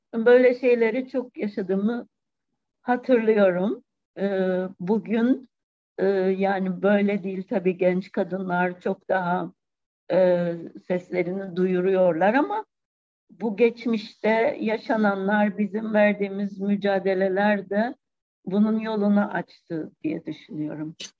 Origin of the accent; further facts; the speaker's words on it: Cyprus; Kıbrıs'ta yaşananları e, küçük çok küçük yaşta bunları yaşadım yani 63 ve 74'ü.